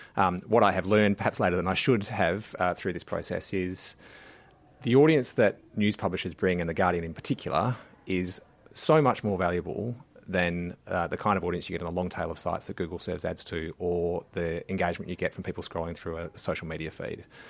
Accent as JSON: {"language": "English", "region": "Western Australia", "country": "Australia", "moved": "yes", "said": "W A, uh, my home state"}